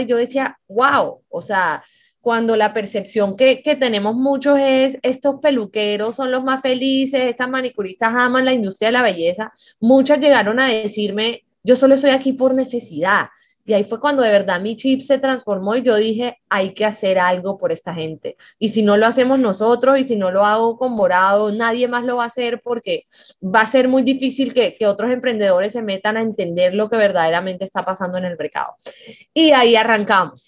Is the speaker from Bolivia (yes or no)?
no; Colombia; siendo incluso colombiana